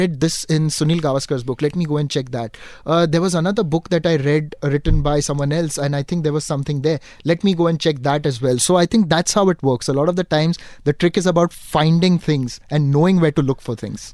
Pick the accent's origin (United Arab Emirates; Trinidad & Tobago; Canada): United Arab Emirates; Dubai; now in Mumbai, India; growing up in Dubai